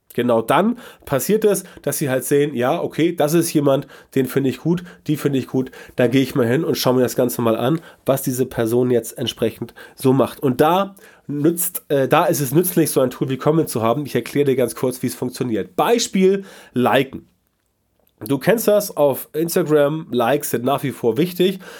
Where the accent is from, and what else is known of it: Germany